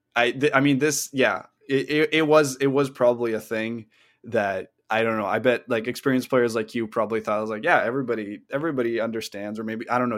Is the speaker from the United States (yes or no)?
no; Canada; we're both Canadian